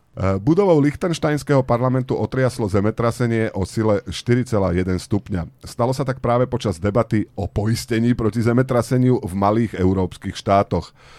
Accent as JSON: {"language": "Slovak", "town": "Bánovce nad Bebravou", "region": "Trenčín Region", "country": "Slovakia", "said": "U nás v Banovciach nad Bebravou"}